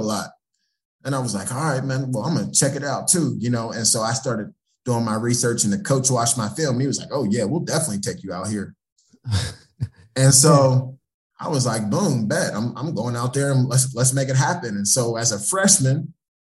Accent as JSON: {"language": "English", "town": "Pittsburgh", "region": "Pennsylvania", "country": "United States", "said": "being in a football rich area, you know, we're from Pittsburgh"}